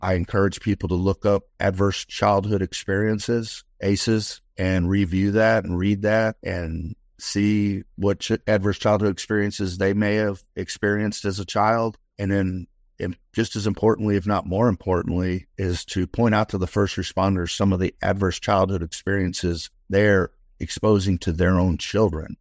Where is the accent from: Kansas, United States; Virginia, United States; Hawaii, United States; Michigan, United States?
Michigan, United States; Detroit; now in Austin, United States; I was raised in Detroit, Michigan in the sixties and seventies